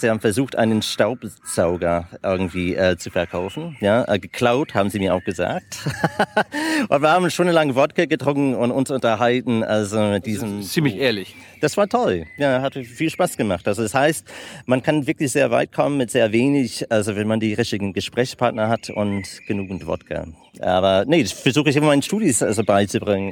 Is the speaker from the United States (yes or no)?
yes; United States; German is a second language; also born or lived in Germany / Italy / Netherlands; als Amerikaner, die, der seit 20 Jahren mit Deutschland zu tun hat